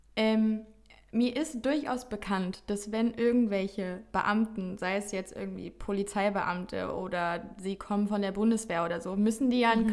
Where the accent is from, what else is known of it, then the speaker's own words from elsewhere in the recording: Offenburg, Baden-Württemberg, Germany; now in Cologne, Germany; ich bin gestern Abend wieder zurück in meine Heimat gefahren